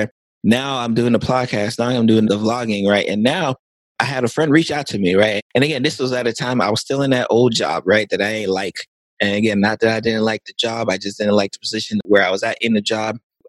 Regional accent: Lake Worth, Florida, United States; So I'm from Lake Worth, Florida, which is South Florida, Palm Beach County. and born and raised in South Florida.

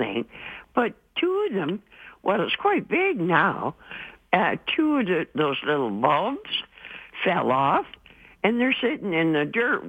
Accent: Drumheller, Alberta, Canada; where I grew up in Drumheller, there was a lot of cactus in the hills, eh?

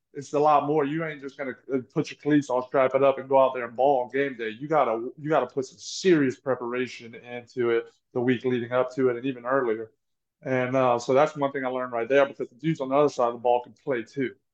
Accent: Louisiana, United States; I'm from Louisiana.

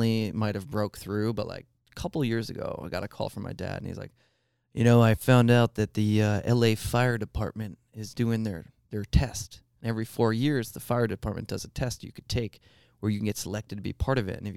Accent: Long Island, New York, United States; I was born on Long Island in New York

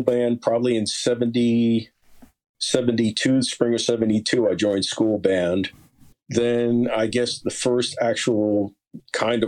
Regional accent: Lyndhurst, New Jersey, United States; born or raised there; also born or lived in West Paterson, New Jersey; now in Haledon, United States

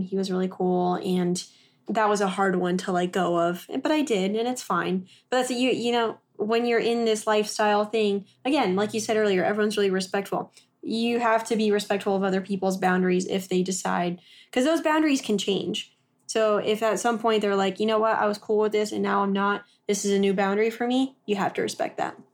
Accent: Texas, United States; moved away as an adult; also born or lived in Oklahoma; we grew up in Texas, and then I went to school in Oklahoma

